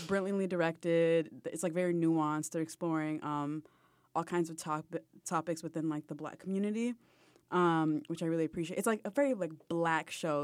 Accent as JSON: {"language": "English", "town": "Boston", "region": "Massachusetts", "country": "United States", "moved": "yes", "lives_now": "Brooklyn, United States", "said": "I'm from Boston"}